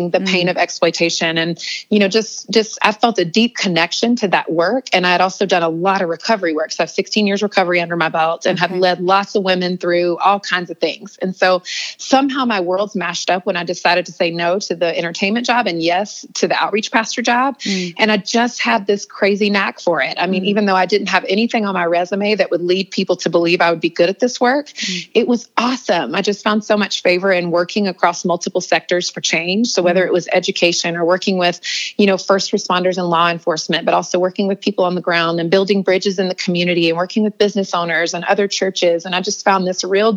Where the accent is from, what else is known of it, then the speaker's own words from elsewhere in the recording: North Carolina, United States; also born or lived in Los Angeles; now in New York City, United States; I was born and raised in North Carolina, lived in Los Angeles for 15 years.